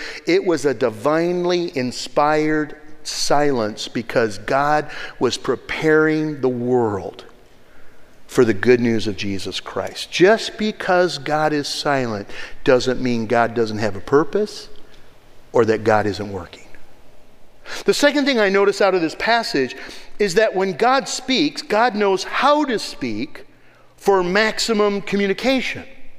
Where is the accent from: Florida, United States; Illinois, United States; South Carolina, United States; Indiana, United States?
Indiana, United States; Warsaw; I'm not actually from Chicago. I'm from another little town in north central Indiana called Warsaw, Indiana.